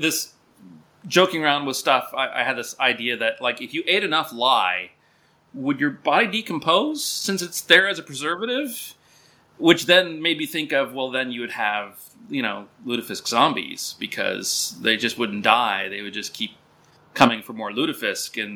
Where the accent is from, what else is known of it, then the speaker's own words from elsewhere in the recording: Minnesota, United States; moved away as an adult; also born or lived in upper Midwest; we're both from Minnesota